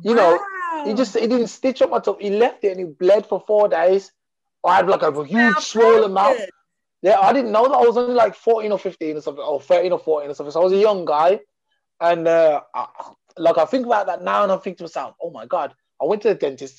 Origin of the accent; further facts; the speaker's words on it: England, United Kingdom; I was raised in England